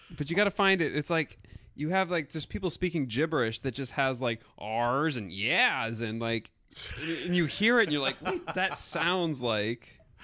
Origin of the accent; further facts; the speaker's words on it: South Dakota, United States; moved away; I'm always constantly the only person from South Dakota that anybody has ever